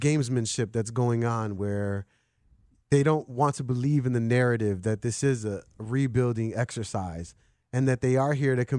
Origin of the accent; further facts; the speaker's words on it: Chicago, Illinois, United States; I grew up in Humble Park, but then I don't have a nickname that I could latch onto. Right.